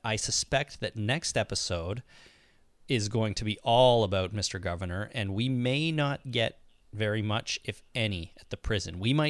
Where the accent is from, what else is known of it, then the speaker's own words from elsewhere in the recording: Canada; I'm Canadian.